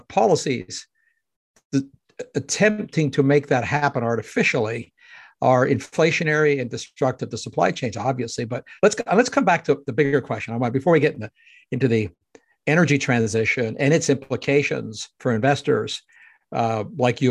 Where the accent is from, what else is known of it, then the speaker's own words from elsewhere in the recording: Canada; myself being a Canadian